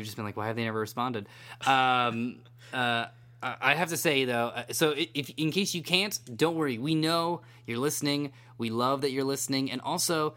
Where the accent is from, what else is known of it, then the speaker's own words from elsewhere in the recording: San Francisco, California, United States; now in Los Angeles, United States; I grew up around San Francisco